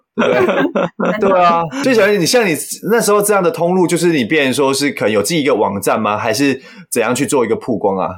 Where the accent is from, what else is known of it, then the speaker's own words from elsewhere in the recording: Taiwan; 我们台湾人